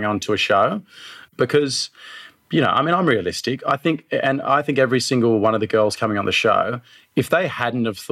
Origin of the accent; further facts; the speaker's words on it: Australia; growing up in Australia